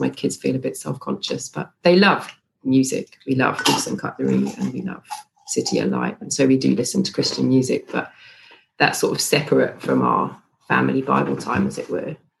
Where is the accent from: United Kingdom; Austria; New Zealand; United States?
United Kingdom; moved away as an adult; now in Stellenbosch, South Africa; I am British, but I'm married to a South African, and we moved here about